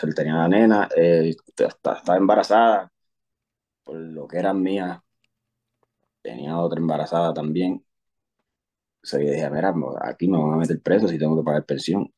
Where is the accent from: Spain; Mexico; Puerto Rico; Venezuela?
Puerto Rico; Luquillo; first language Spanish; moved away as an adult; also born or lived in New York, United States / Carolina, Puerto Rico / Bayamón, Puerto Rico; now in Fort Bliss, United States; Yo soy de Luquillo, Puerto Rico. Eh, eh, viví en Luquillo como hasta los cuatro o cinco años por ahí. Pues mi mamá decidió que nos íbamos para Nueva York